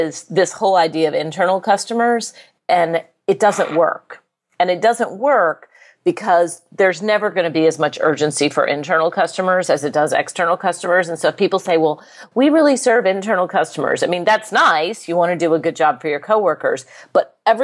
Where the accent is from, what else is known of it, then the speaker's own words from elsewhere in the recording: United States; I'm an American